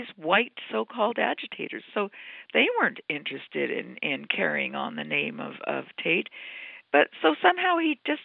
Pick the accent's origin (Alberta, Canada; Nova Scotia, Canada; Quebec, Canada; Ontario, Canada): Nova Scotia, Canada; I'm from Nova Scotia too